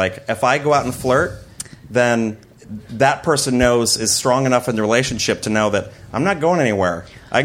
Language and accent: English; Iowa, United States; moved away; I grew up in the Midwest